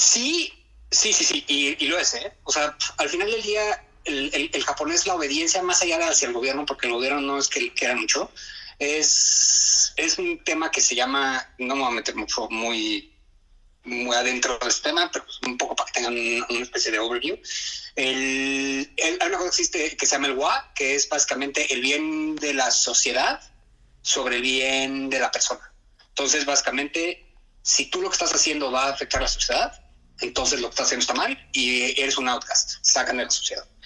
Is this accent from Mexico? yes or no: yes; Mexico; moved away as an adult; now in Nagoya, Japan; estoy yo que de México